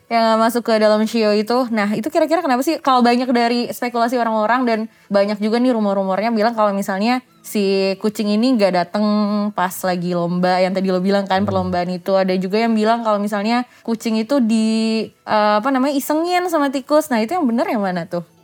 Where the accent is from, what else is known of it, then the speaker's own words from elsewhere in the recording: Padang, West Sumatra, Indonesia; gue kan orang Padang